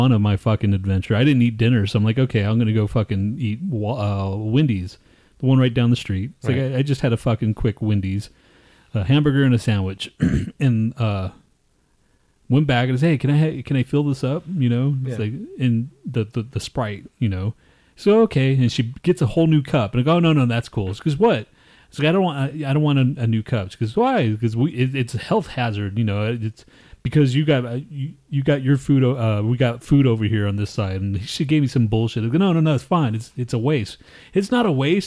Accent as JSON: {"language": "English", "region": "Texas", "country": "United States", "moved": "yes", "said": "I'm fucking from Texas"}